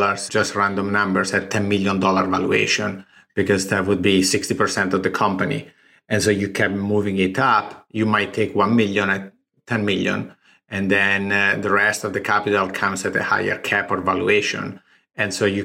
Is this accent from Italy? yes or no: yes; Italy; accent: Italian; English is a second language; moved away as an adult; now in United States; I have, you know, my accent, I'm Italian